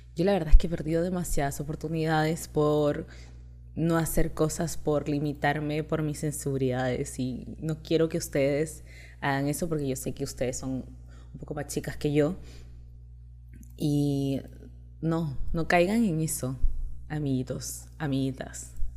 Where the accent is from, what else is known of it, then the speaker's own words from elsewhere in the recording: Chile; moved away as an adult; now in Peru; Me crié prácticamente toda mi vida en Chile, estoy acá hace dos años